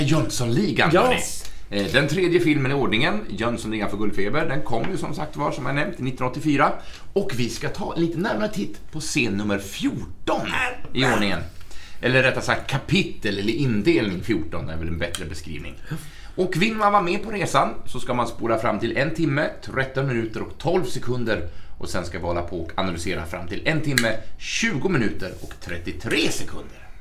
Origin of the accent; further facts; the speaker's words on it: Sweden; also born or lived in Norway; jag, som svensk uppfostrad